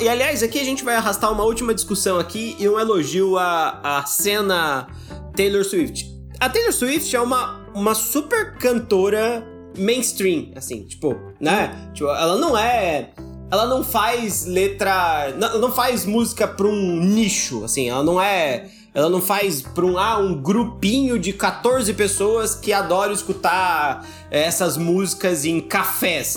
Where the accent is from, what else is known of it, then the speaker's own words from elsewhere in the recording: Brazil; A gente, a gente nasceu no Brasil